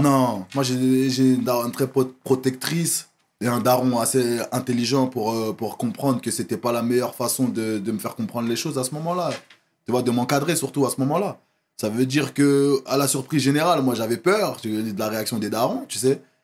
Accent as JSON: {"language": "French", "town": "Évry", "region": "Île-de-France", "country": "France", "tie": "born or raised there", "said": "je fais toute ma scolarité à Évry. Je fais toute ma scolarité à Évry"}